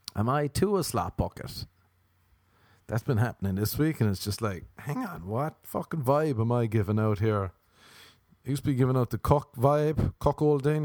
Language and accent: English; Ireland; moved away; I'm Irish